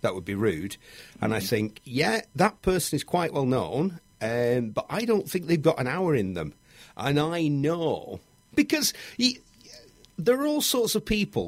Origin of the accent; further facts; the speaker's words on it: Bury, North West England, United Kingdom; There used to be a motorbike shop in Bury, my hometown